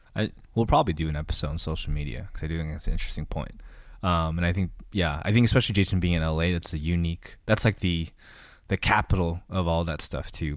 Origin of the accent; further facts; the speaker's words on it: United States; Korean American Christians